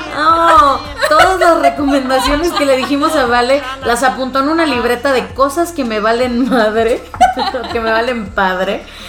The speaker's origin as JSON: {"language": "Spanish", "town": "Monterrey", "region": "Nuevo León", "country": "Mexico", "said": "vengo de Monterrey, vengo de, de la gran ciudad"}